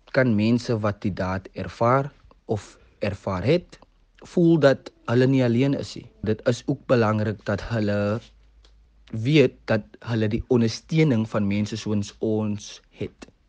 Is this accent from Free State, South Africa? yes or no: no; Cape Town, Western Cape, South Africa; gebore en opgegroei in Mitchells Plain